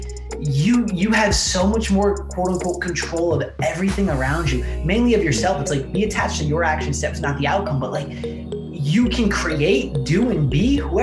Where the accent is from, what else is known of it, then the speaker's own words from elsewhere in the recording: New Jersey, United States; I was born in New Jersey, raised by a single mother